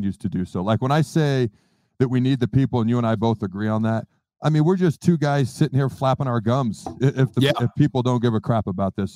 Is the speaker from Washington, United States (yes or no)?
yes; Washington, United States; also born or lived in Hastings, Nebraska; I was born in Hastings, Nebraska. Long story short, dad's job moved us upstate of Washington. So that's where I grew up, with state of Washington